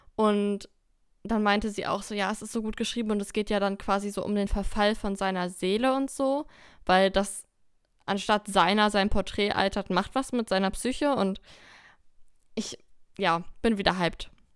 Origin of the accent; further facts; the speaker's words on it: Lower Saxony, Germany; Wir kommen aus Niedersachsen